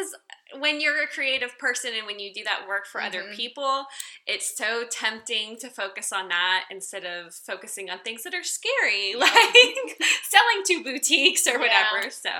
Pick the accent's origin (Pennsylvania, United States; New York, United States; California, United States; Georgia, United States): Georgia, United States; Augusta; moved away as an adult; also born or lived in Gainesville, Florida; now in Chattanooga, United States; I grew up there since 94. So I was like 4 years old when we moved there. So I say I'm from Augusta, even though I'm technically from Florida.